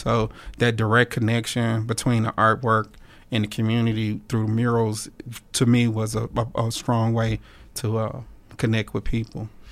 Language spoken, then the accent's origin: English; Monroe, Louisiana, United States; I was born and raised in Monroe, Louisiana which is uh, North Louisiana